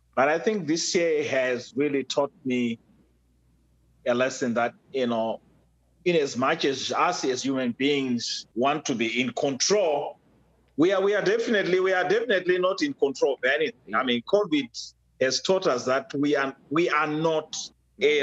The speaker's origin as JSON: {"language": "English", "country": "Zimbabwe", "tie": "born or raised there", "moved": "yes", "lives_now": "United States", "said": "I was born and raised in Africa, uh, specifically Zimbabwe"}